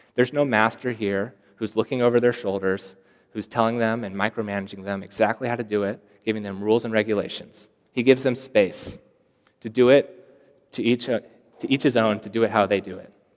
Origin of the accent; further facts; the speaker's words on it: Seattle, Washington, United States; moved away as an adult; I come all the way from Seattle, Washington, so that's kind of far away.